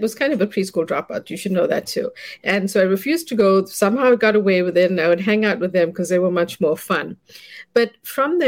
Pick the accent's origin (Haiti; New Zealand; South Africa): South Africa; also born or lived in South India; now in United States; I grew up in South Africa as a child, and I moved here to study.